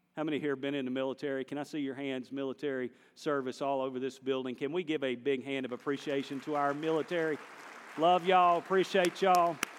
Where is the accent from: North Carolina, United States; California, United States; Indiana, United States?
North Carolina, United States; I'm from North Carolina